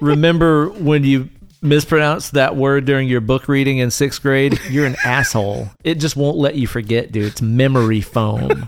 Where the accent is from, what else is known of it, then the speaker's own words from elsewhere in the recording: the South, United States; I grew up around some Southern tomfoolery